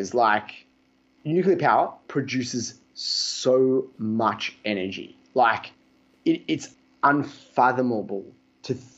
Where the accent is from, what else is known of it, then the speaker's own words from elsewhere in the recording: Australia; I'm from Australia